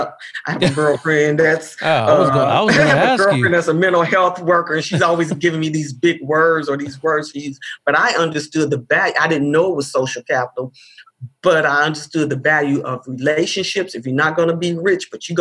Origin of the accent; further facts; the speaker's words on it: Indianapolis, Indiana, United States; I grew up in Indianapolis